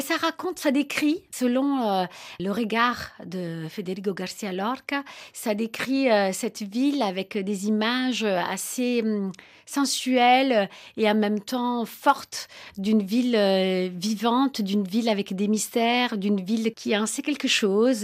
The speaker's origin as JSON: {"language": "French", "town": "Naples", "region": "Campania", "country": "Italy", "moved": "yes", "said": "Moi, je, viens de Naples, j'allais dans les fêtes des Tarentelles"}